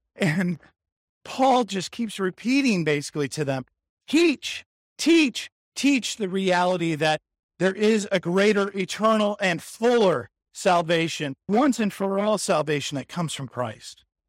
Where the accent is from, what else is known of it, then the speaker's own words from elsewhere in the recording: San Diego, California, United States; growing up in San Diego in the eighties